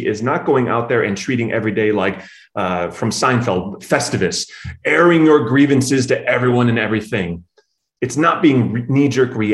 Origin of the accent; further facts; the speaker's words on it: Chicago, Illinois, United States; being a Chicagoan, right? It's in my blood, generations deep.